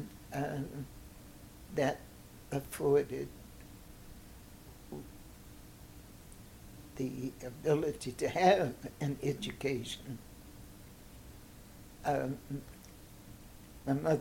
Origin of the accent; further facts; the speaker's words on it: Tarboro, North Carolina, United States; moved away as an adult; also born or lived in Savannah, Georgia; now in St. Louis, United States; I was born in Savannah, but they left Savannah and moved to North Carolina, where he took on the work that my grandfather had started